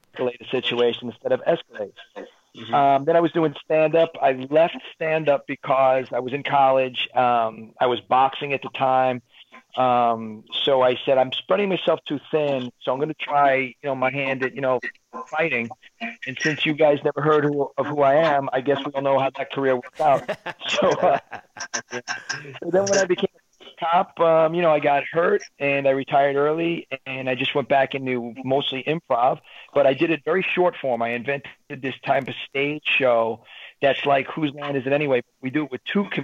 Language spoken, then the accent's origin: English; New York City, New York, United States; I was a New York City cop. I was born in Brooklyn.